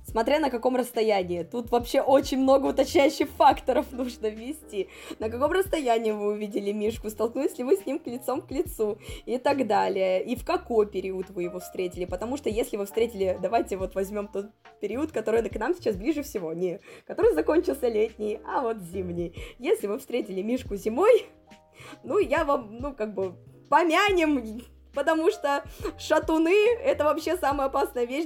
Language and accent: Russian; Tomari, Sakhalin Oblast, Russia; в моем родном городе Тамари